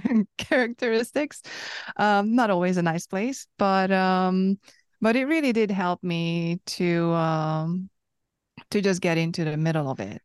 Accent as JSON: {"language": "English", "country": "Hungary", "first_language": "Hungarian", "second_language": "English", "said": "I'm from Hungary, so that's my first language"}